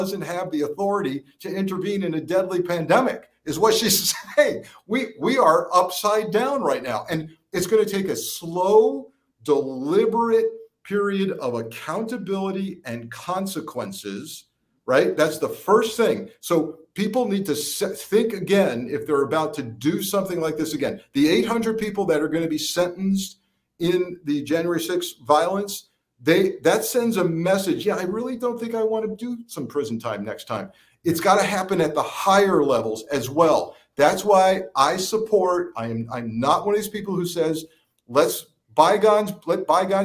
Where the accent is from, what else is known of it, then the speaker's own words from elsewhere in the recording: Connecticut, United States; I grew up in Connecticut, right next to Newtown, Sandy Hook